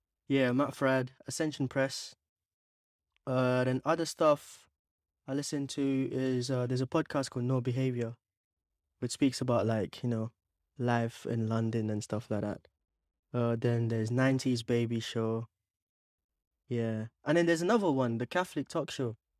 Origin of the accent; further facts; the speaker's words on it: Bangalore, Karnataka, India; also born or lived in Mangalore, India / Dubai, United Arab Emirates; I was born in India, in Mangalore. Yeah, it starts with an M. But I was raised for a few years in Bangalore